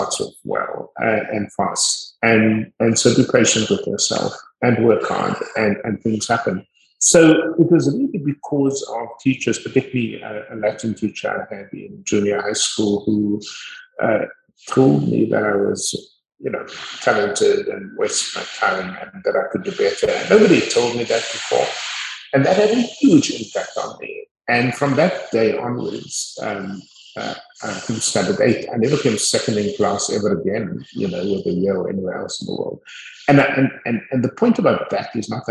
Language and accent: English; Cape Town, Western Cape, South Africa; also born or lived in Montagu, South Africa / United States; I was born in Montague, grew up on the Cape Flats.